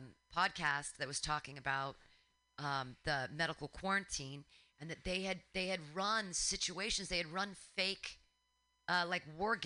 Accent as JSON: {"language": "English", "country": "United States", "said": "I'm an American"}